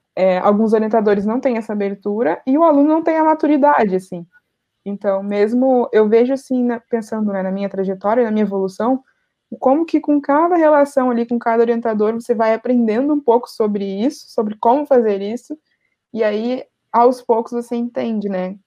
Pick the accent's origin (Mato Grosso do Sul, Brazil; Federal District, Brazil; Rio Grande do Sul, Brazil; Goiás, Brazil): Rio Grande do Sul, Brazil; Porto Alegre; eu sou de Porto Alegre